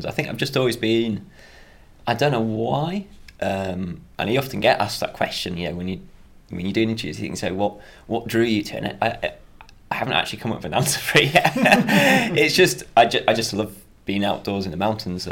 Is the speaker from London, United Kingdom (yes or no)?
no; Darley, Yorkshire and the Humber, United Kingdom; So I'm from Yorkshire, which is in North England, just a really small village called Darley. Nearest town's a place called Harrogate